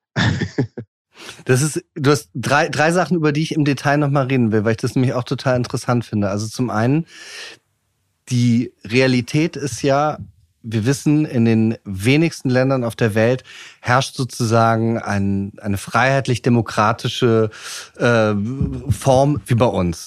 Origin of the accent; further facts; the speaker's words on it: Germany; wir als äh, Deutsche, als Europäer